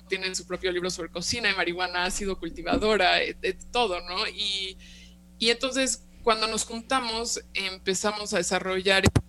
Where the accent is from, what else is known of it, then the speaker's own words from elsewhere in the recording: Mexico; also born or lived in California, United States; yo soy nacida y crecida aquí en México